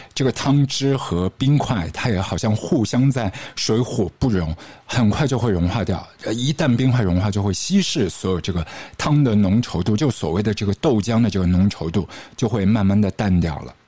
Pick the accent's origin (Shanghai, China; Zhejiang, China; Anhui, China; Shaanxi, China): Shanghai, China; 我们上海这边